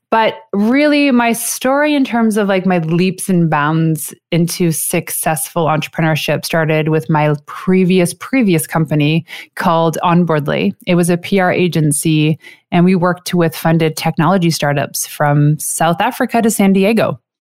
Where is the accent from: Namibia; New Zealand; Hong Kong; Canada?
Canada; I am a six-foot tall Canadian chocolate addict